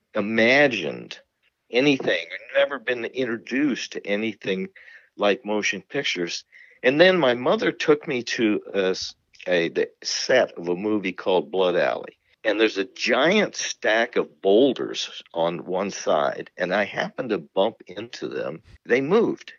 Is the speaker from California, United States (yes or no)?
yes; Marin County, California, United States; also born or lived in San Francisco; I was born in San Francisco. I grew up in Marin County